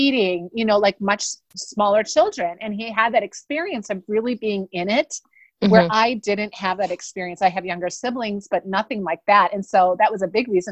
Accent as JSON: {"language": "English", "region": "Wisconsin", "country": "United States", "also_born_or_lived": "Des Moines, Iowa", "moved": "yes", "lives_now": "Minnetonka, United States", "said": "I'm originally from Wisconsin and I live now in Minnesota, just west of Minneapolis in Minnetonka, Minnesota with my family"}